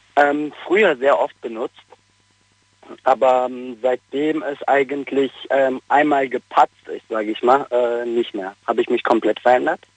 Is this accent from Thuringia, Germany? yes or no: no; North Rhine-Westphalia, Germany; moved away as an adult; also born or lived in Bavaria; ich bin ja aus Nordrhein-Westfalen